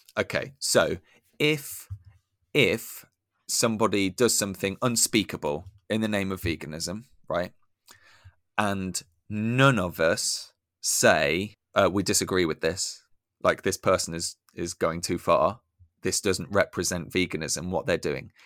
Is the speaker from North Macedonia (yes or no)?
no; United Kingdom; I'm embarrassed to be British